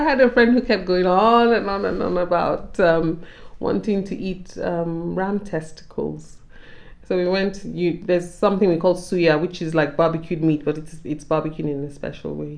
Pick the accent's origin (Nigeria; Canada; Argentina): Nigeria; as a Nigerian woman